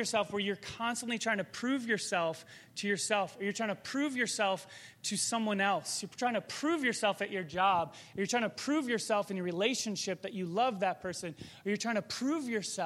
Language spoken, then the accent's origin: English; Chicago suburbs, Illinois, United States; I grew up in the Chicago suburbs